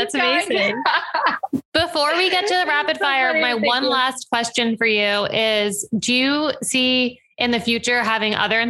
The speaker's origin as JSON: {"language": "English", "town": "New Paltz", "region": "New York", "country": "United States", "said": "I'm from New Paltz."}